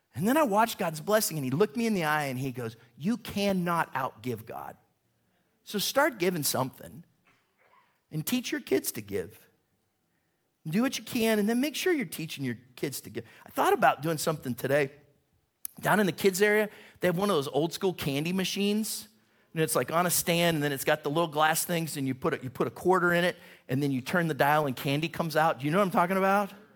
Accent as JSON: {"language": "English", "town": "Warren", "region": "Ohio", "country": "United States", "said": "I'm from Warren, which is right near there"}